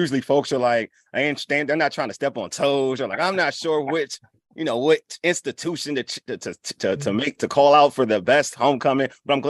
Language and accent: English; Nigeria; I'm Nigerian.